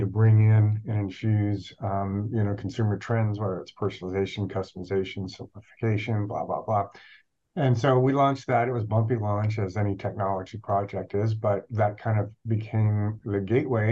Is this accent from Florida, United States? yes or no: yes; Ormond Beach, Florida, United States; also born or lived in California; I grew up in the Ormond Beach area. I went to high school over there